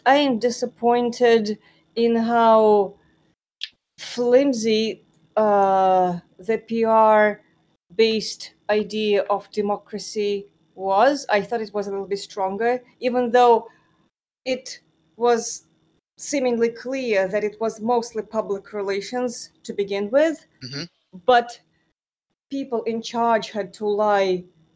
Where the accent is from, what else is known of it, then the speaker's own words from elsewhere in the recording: Moscow, Russia; now in United States; I was born and raised in Moscow